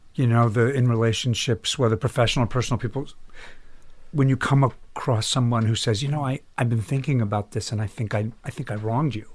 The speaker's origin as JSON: {"language": "English", "town": "Chapel Hill", "region": "North Carolina", "country": "United States", "tie": "born or raised there", "also_born_or_lived": "New York", "moved": "yes", "said": "Chapel Hill, North Carolina was a strange place to come of age"}